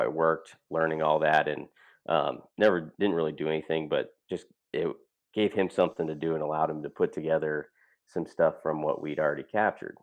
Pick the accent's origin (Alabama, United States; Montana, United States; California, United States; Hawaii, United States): Montana, United States; Great Falls; moved away as an adult; also born or lived in Whitefish, Montana; now in Iowa, United States; Easton and I grew up in Montana